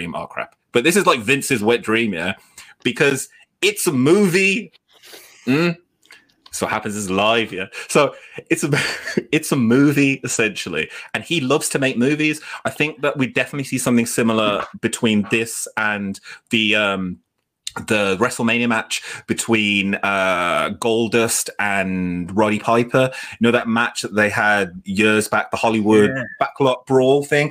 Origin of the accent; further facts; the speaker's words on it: United Kingdom; We're British